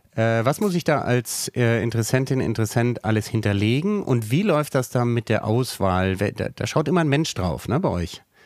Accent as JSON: {"language": "German", "town": "Bonn", "region": "North Rhine-Westphalia", "country": "Germany", "tie": "born or raised there", "said": "ich bin dann in Bonn am Rhein aufgewachsen."}